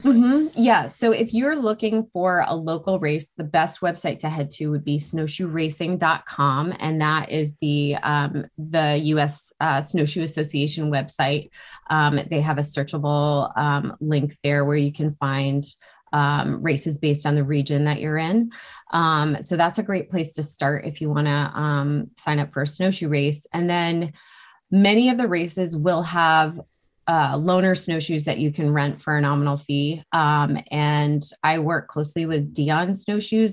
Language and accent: English; New Hampshire, United States; I grew up in New Hampshire